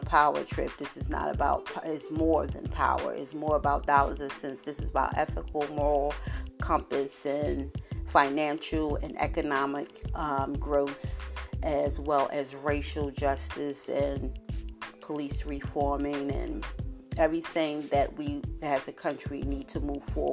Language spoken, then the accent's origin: English; Philadelphia, Pennsylvania, United States; born and raised in Philadelphia all my life, and I'm still here